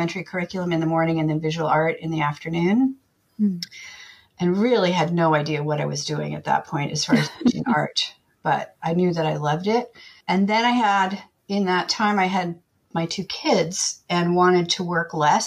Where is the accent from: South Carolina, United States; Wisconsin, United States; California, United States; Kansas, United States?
California, United States; Oakland; I grew up in Oakland, third generation Oakland native